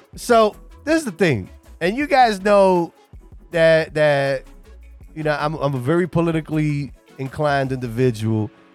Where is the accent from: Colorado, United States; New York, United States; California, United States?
New York, United States; New York City; moved away; I'm originally from New York City. I'm from the Bronx.